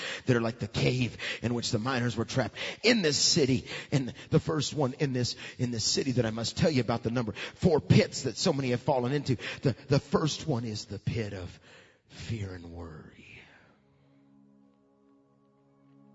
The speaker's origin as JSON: {"language": "English", "region": "Alabama", "country": "United States", "said": "we're from Alabama, so we get clay, don't we? We know what clay is all about. We know what we are? We're just hardened on the outside and soft on the inside. We're a bunch of Alabamians."}